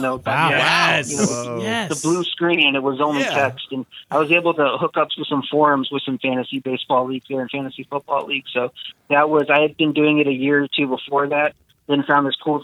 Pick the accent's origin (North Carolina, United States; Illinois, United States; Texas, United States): Texas, United States; moved away; I'm originally from Texas, and I'm still in the league there that I have with my friends locally from there